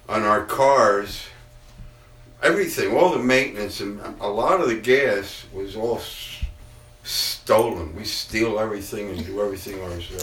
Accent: Kingston, New York, United States; also born or lived in Houlton, Maine / Mount Marion, New York; moved to Kingston

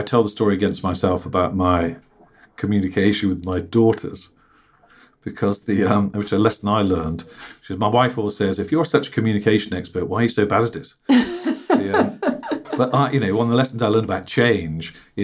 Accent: Birmingham, West Midlands, United Kingdom; I come from Birmingham and I worked in the car factory and the tyre factories and the silencer factories

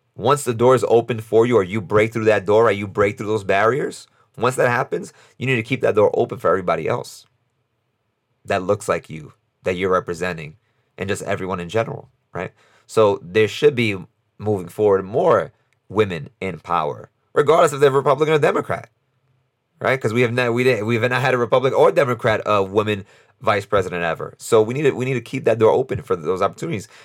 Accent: New York City, New York, United States; I'm from New York City and I'm from New York, my vote matters less in New York

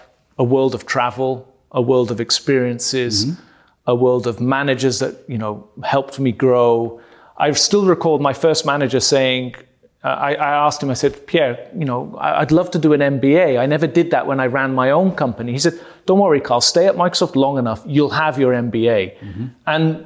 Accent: Malta; accent: British accent; now in Germany; And but I grew up in Malta, born in Malta. Most of my family is Maltese.

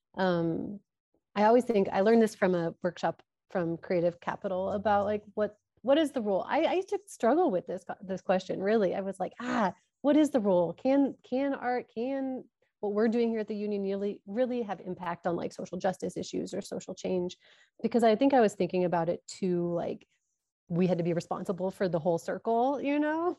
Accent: Omaha, Nebraska, United States; moved away as an adult; also born or lived in Pacific Northwest; I'm from Omaha, and when I moved back to Omaha

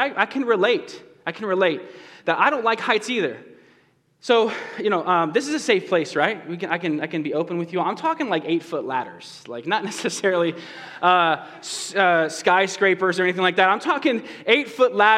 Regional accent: right outside of Boston, Massachusetts, United States; moved away; I grew up over on the East Coast, right outside of Boston

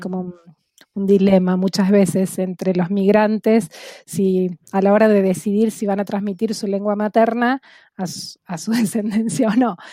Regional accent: Buenos Aires Province, Argentina; first language Spanish; tomarme un avión y dejar la provincia de Buenos Aires

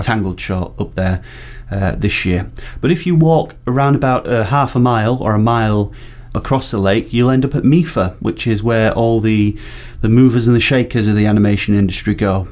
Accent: Barnsley, Yorkshire and the Humber, United Kingdom; my pronunciation is terrible. I'm from Barnsley

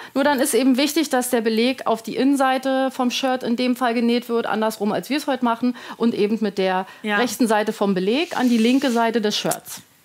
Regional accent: Berlin, Germany; now in near Frankfurt, Germany; ich wohne in der Nähe von Frankfurt. Genau, bin aber geborene Berlinerin.

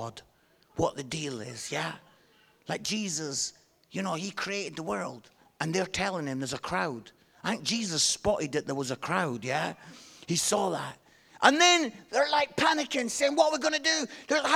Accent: Scotland, United Kingdom; I'm Scottish

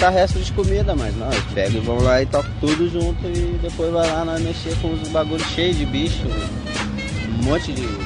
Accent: Porto Alegre, Rio Grande do Sul, Brazil; sou de Porto Alegre

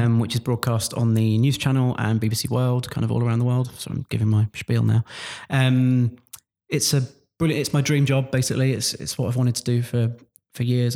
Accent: Luton, East of England, United Kingdom; I'm from Luton originally. You can tell by the way I dropped my T's there.

